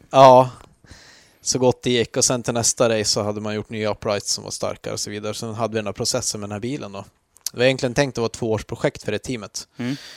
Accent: Jämtland, Sweden; Jag är uppvuxen i Jämtland

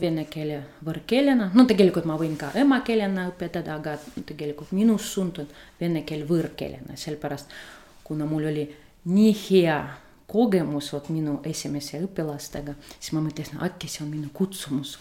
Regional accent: Saint Petersburg, Russia; first language Russian; Estonian is a second language; moved away as an adult; now in Tartu, Estonia; olen pärit Peterburist, isegi Leningradist, jah. olen neljas põlvkond, kes elab seal Peterburis

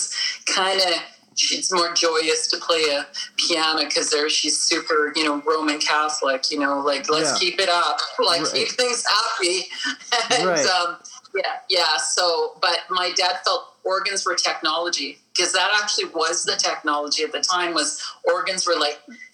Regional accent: Winnipeg, Manitoba, Canada; I'm from Winnipeg

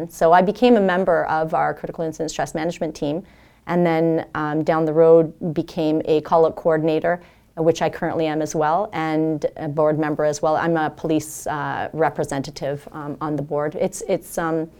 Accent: Elliott Lake, Ontario, Canada; moved away; coming from a small town, I'm originally from Elliott Lake, Ontario, which was very non-culturally diverse.

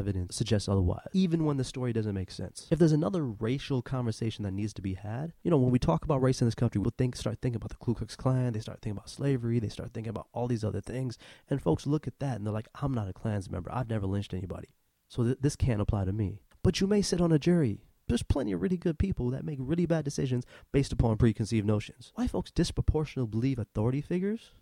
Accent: Saginaw, Michigan, United States; now in South Florida, United States; I'm originally from Saginaw, Michigan

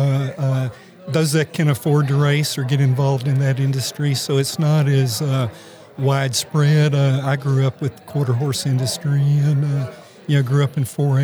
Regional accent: Bedford County, Tennessee, United States; also born or lived in Kentucky; I grew up in Bedford County, which is where I live now

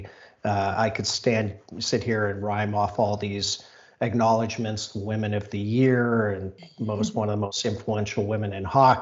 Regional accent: South Africa; moved away; I'm from South Africa originally

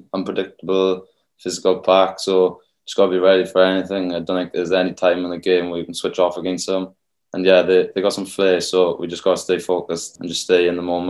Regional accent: Rhondda, Wales, United Kingdom; Yeah, so I'm from the Rhondda, same rugby club as Thomas Williams, Chucky.

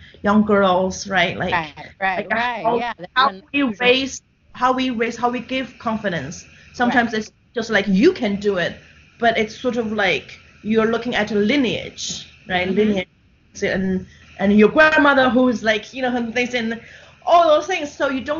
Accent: Shanghai, China; now in New York City, United States; I'm born and raised in Shanghai

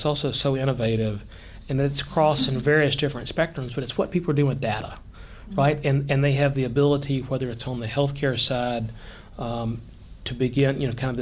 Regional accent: Hendersonville, Tennessee, United States; I grew up in Hendersonville, born and raised.

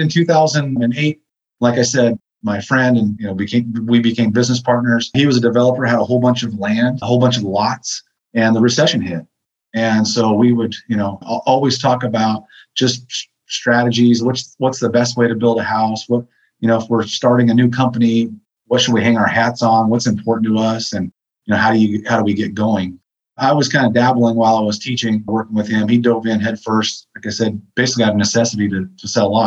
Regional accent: Lewiston, Idaho, United States; moved away as an adult; now in Vancouver, United States; I'm from Idaho, so I moved out in 99

